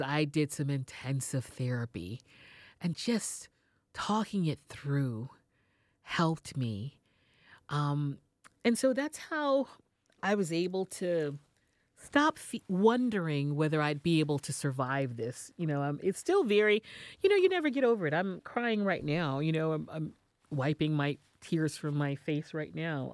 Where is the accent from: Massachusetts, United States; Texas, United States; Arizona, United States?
Texas, United States; Houston; moved away as an adult; also born or lived in New York City; started my radio career in my hometown of Houston